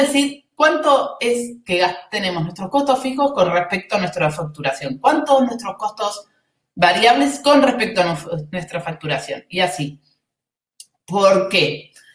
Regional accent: Argentina; se nota que soy argentina

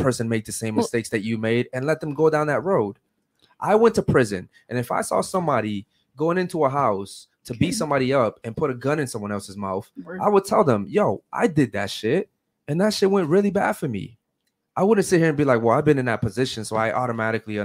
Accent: Baltimore, Maryland, United States; moved away; I come from Baltimore, Maryland, where all you see is murders, drugs, and all anything bad you can think

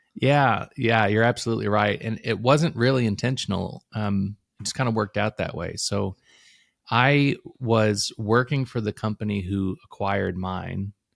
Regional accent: Illinois, United States; now in Louisville, United States; I moved to Kentucky. I'm from Illinois originally, uh, so I moved here in two thousand four

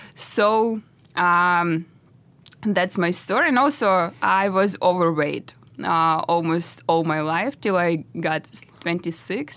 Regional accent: Russia; moved away; I'm from Russia. So I started my road from nothing because we live with my parents in really, really tiny apartment in Russia

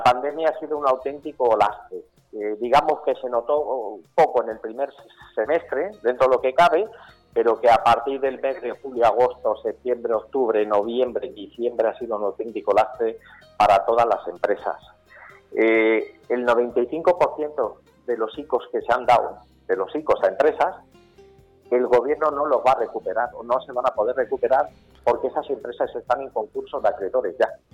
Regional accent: Campo de Criptana, Castilla-La Mancha, Spain; Yo soy nacido en campo de Cristana, o sea, soy manchego

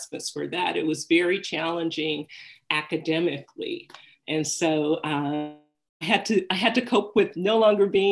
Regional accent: Detroit, Michigan, United States; I grew up in Detroit

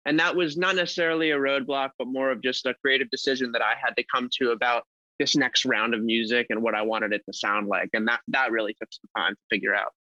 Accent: Los Angeles, California, United States; I am from Los Angeles, California

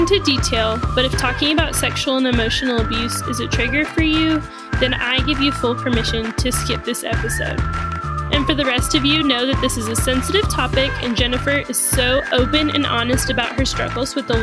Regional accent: Houston, Texas, United States; I grew up in Houston

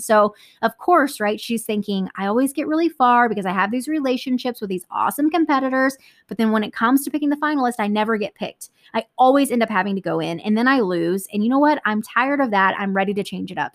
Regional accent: Texas, United States; I'm from Texas

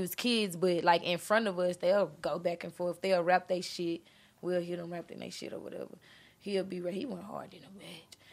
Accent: Beaumont, Texas, United States; also born or lived in Houston; I came from Houston, but I'm from Beaumont

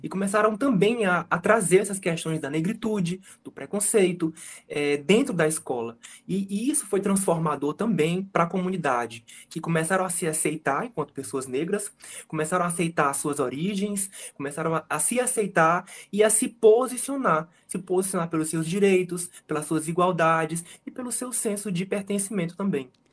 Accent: Fortaleza, Ceará, Brazil; eu, que sou fortalezense, que nasci e cresci aqui

